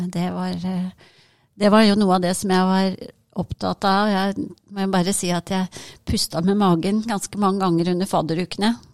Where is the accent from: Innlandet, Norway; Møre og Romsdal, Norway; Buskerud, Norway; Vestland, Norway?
Buskerud, Norway; Hønefoss; moved away as an adult; now in Trondheim, Norway; jeg kommer opprinnelig fra Hønefoss